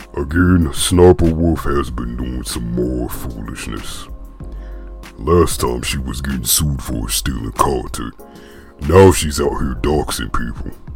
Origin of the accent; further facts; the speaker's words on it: the South, United States; accent: country; I'm from the South